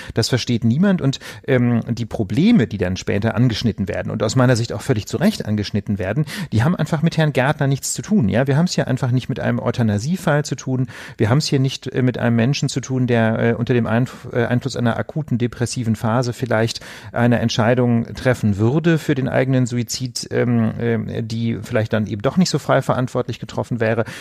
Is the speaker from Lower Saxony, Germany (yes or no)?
yes; Osnabrück, Lower Saxony, Germany; in meiner Heimatstadt Osnabrück